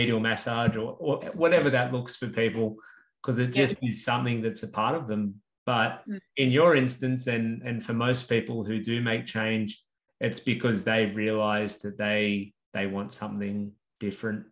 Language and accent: English; Central Coast, New South Wales, Australia; now in Newcastle, Australia; I grew up on the Central Coast, which is obviously not a big city